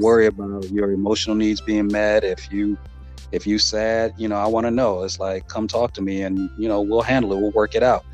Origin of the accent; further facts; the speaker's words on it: Los Angeles, California, United States; living born and raised in Southern California in Los Angeles